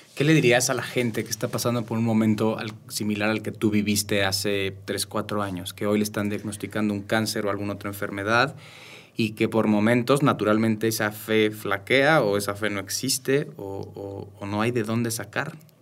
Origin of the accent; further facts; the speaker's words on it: Mexico City, Mexico; moved away; also born or lived in Querétaro; yo soy de la Ciudad de México